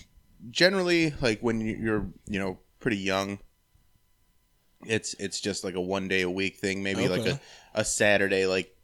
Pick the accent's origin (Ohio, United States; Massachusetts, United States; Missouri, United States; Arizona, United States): Ohio, United States; Medina; also born or lived in Berea, Ohio / Strongsville, Ohio; I was born in Berea, lived in Strongsville. Grew up mostly in Medina, though.